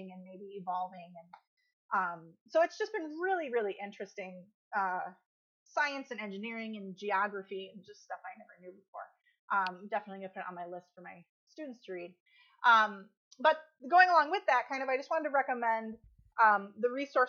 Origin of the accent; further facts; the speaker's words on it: Midwest, United States; I'm born and raised in the Midwest